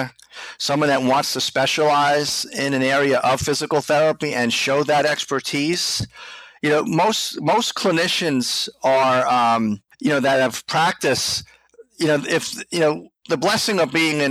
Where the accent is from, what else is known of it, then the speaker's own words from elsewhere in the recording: Islip, New York, United States; also born or lived in Flushing, Queens, New York; I'm from Islip myself